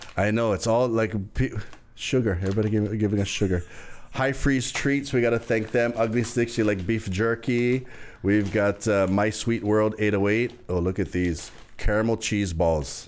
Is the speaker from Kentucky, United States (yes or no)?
no; Hawaii, United States; I'm Hawaiian